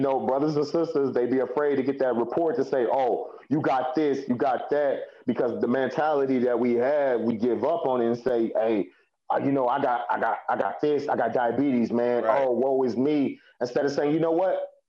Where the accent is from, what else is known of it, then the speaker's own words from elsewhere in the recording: Elgin, United States; growing up in Elgin, everybody was put into sports when they were younger and things